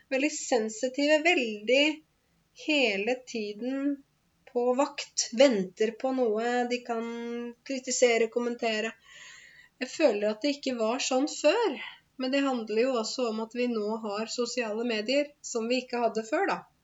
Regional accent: Norway; selv om jeg er norsk, og selv om jeg er norsklærer til og med

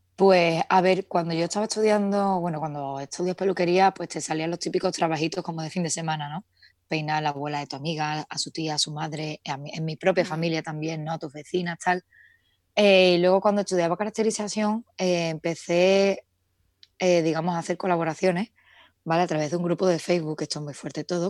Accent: Seville, Andalusia, Spain; moved away as an adult; now in Madrid, Spain; Vivo en Madrid, aunque soy de Sevilla

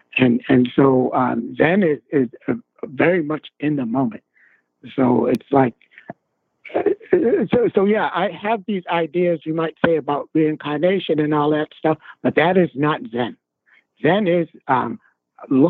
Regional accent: Boston, Massachusetts, United States; also born or lived in Korea; now in Providence, United States; I was born in Boston in Roxbury. I'm a Black American

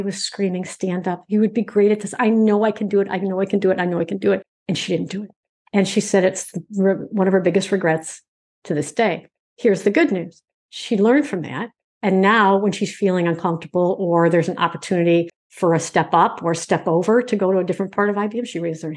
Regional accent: Michigan, United States; I'm from Michigan

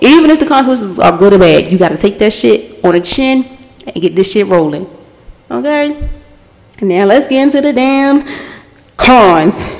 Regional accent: Baltimore, Maryland, United States; where I'm from, I'm from Baltimore. If you don't know, I'm from Baltimore.

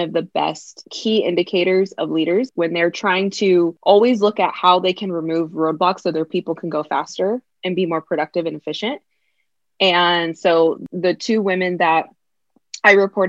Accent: California, United States; also born or lived in Virginia; grew up in California and I grew up with both my parents.

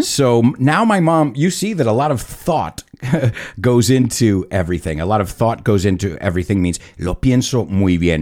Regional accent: United States; I was born in the United States

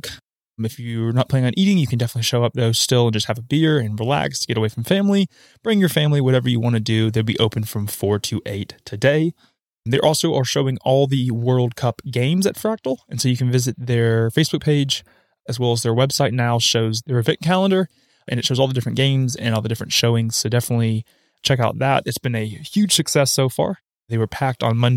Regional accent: Huntsville, Alabama, United States; growing up in Huntsville

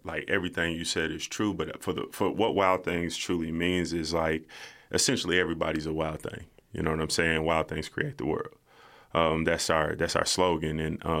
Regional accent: Lexington, Kentucky, United States; I want to show people that I come from Winburn. If anybody in Lexington, you know where that's at. You know, okay. I grew up on Kenton Street, right down the street.

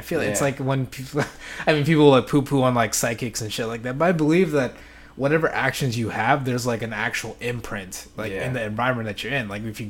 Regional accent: Metro Manila, Philippines; moved away; But there was in my hometown, the Philippines. Like I lived in it was a city like outside Manila, so fairly close in the Metro Manila area.

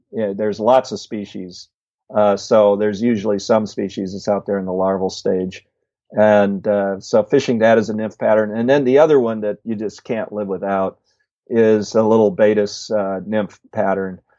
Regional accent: Midwest, United States; I grew up in the Midwest, but you know, all my fishing has been primarily West.

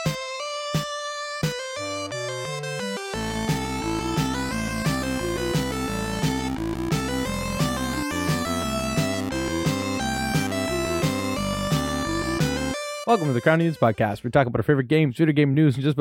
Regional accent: Toronto, Ontario, Canada; I grew up in Toronto

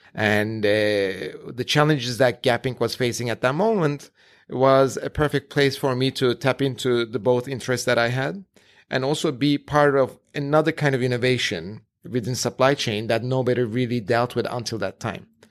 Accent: Ankara, Turkey; moved away; I was born and raised in Ankara in Turkey

